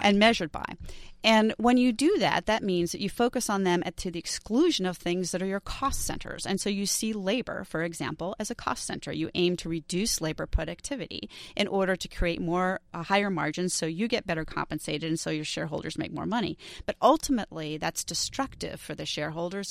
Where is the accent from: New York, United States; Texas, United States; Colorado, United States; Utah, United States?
New York, United States; New York City; I grew up in New York City